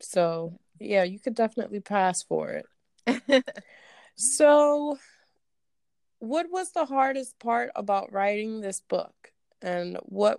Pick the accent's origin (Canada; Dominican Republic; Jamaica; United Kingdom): Dominican Republic; now in United States; when I was born in Dominican Republic, I was born with dual citizenship.